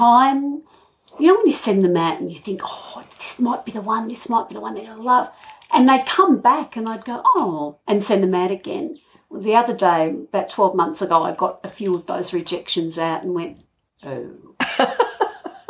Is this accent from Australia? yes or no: yes; Hamilton, Victoria, Australia; moved away; also born or lived in Colac, Victoria; I grew up in Hamilton.